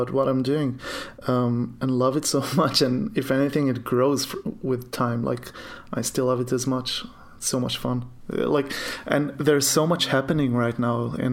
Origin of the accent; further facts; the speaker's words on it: Tel Aviv, Tel Aviv District, Israel; English is a second language; I'm a developer from Tel Aviv, Israel, as you can hear